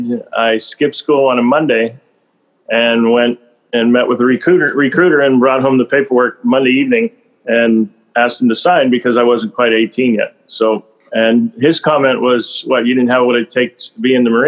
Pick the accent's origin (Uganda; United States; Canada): United States; Western Pennsylvania; as a kid, I was from Western Pennsylvania